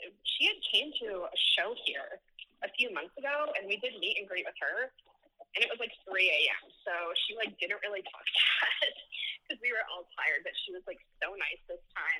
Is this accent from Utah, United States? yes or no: yes; Salt Lake City, Utah, United States; I'm from Salt Lake City, Utah.